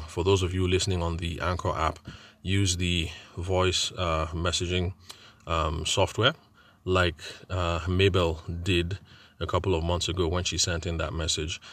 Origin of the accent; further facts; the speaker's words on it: Nigeria; I'm a Nigerian event and wedding photographer